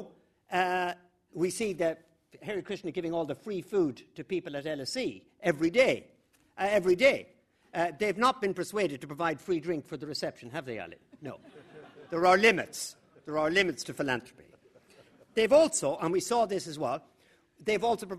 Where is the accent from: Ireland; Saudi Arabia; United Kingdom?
Ireland; the middle of Ireland, Midlands; I grew up in the middle of Ireland